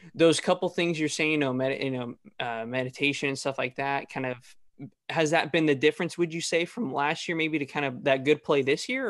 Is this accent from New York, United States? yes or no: no; Fresno, California, United States; I'm actually from Fresno area